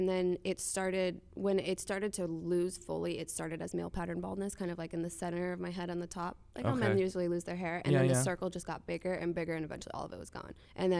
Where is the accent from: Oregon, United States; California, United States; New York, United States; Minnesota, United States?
Minnesota, United States; Minneapolis; also born or lived in Nashville; No, I was actually born in Nashville, but I grew up in Minneapolis.